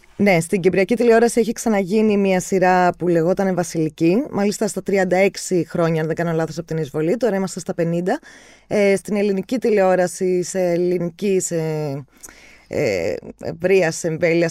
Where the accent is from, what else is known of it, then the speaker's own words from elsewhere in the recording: Cyprus; εμεί που είμαστε από την Κύπρο